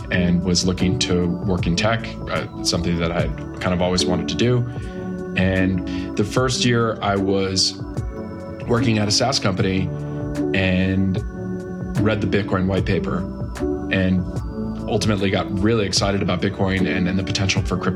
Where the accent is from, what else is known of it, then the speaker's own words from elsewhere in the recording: Massachusetts, United States; moved away as an adult; also born or lived in Boston / Silicon Valley; I grew up in Massachusetts, went to school on the East Coast, worked in Boston for a few years, and then moved to Silicon Valley in 2013